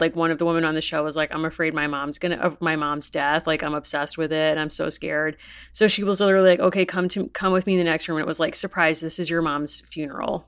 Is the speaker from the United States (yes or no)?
yes; New England, United States; growing up in New England and still living here